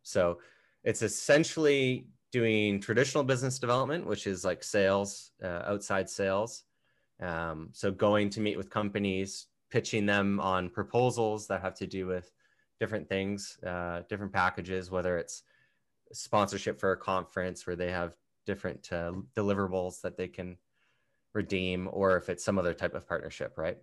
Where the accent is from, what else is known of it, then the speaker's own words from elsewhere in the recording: Canada; being a Canadian